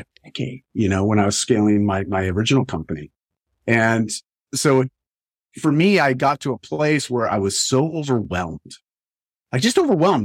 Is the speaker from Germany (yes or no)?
no; Canada; I grew up in Canada. I still live in Canada